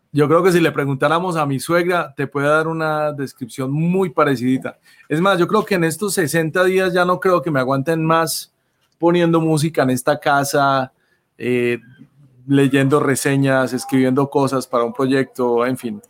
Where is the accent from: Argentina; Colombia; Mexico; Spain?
Colombia; como buenos colombianos